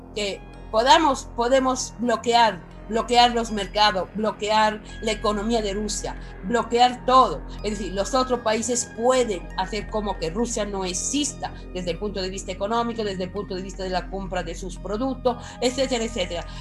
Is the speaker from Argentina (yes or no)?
no; Italy; soy italiana y conozco de cerca esta realidad.